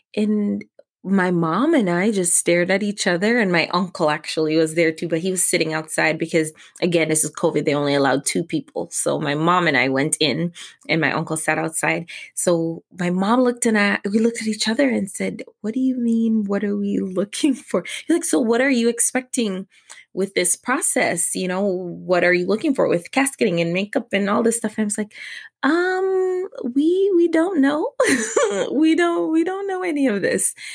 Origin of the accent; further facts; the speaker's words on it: New York City, New York, United States; my grandmother actually lived with us while growing up in New York City.